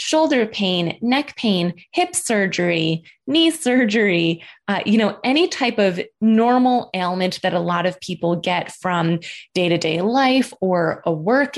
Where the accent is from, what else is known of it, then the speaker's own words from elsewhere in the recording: Buffalo, New York, United States; moved away as an adult; also born or lived in Boston, Massachusetts; I am from Buffalo, New York